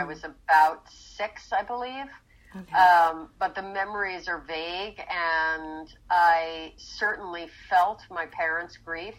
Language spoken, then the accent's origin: English; Rockland County, New York, United States; moved away as an adult; also born or lived in Philadelphia / Nyack; now in Los Angeles, United States; I grew up in Rockland County, right on the Hudson River.